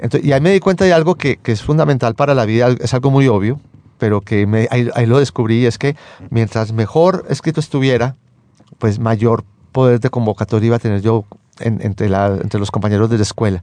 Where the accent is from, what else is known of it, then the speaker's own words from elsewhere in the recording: Medellín, Antioquia, Colombia; moved away as an adult; Yo me crié en Medellín. Yo viví en Medellín prácticamente hasta como hasta los 28 años más o menos.